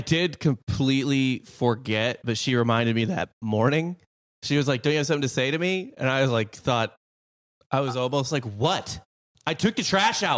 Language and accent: English; Midwest, United States; as a Midwesterner